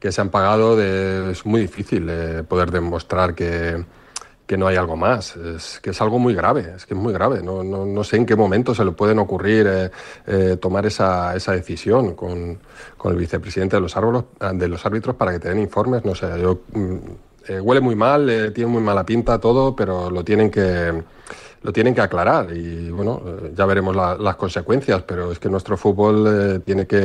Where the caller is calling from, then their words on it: Getafe, Community of Madrid, Spain; de Getafe.